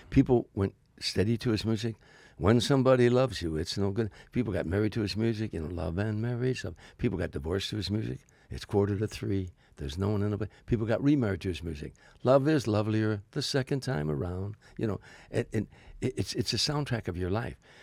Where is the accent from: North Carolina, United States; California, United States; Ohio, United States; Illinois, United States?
Illinois, United States; Harvey; moved away as an adult; now in Los Angeles, United States; I'm a kid from Harvey, Illinois